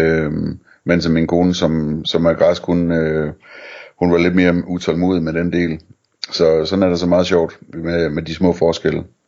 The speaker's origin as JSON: {"language": "Danish", "country": "Denmark", "tie": "born or raised there", "also_born_or_lived": "Copenhagen", "moved": "yes", "said": "Jeg, jeg voksede op i Jylland, og så flyttede jeg til København"}